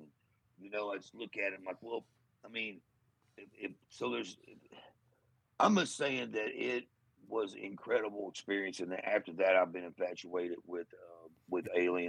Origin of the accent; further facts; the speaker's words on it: Portageville, Missouri, United States; my hometown of Portageville.